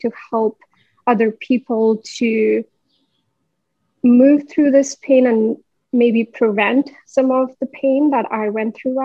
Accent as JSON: {"language": "English", "region": "Delhi", "country": "India", "tie": "born or raised there", "moved": "as an adult", "lives_now": "Canada", "said": "I come from India. I was born and raised in Delhi. And in 2014, I came to Canada"}